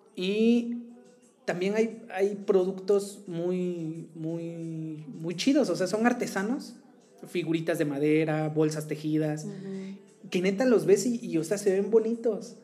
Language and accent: Spanish; Tehuacán, Puebla, Mexico; en mi ciudad de origen, la hermosa ciudad de Tehuacán, mm. Puebla